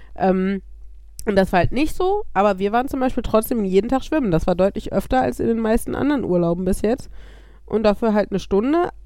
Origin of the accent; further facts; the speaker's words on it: Germany